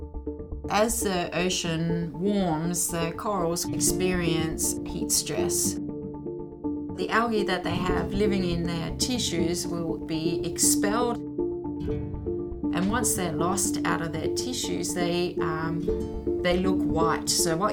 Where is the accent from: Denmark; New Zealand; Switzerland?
Denmark; moved away as an adult; I'm from Denmark. The wilderness is about the same square area as like highways. So there's not a lot of wilderness there. So I left after high school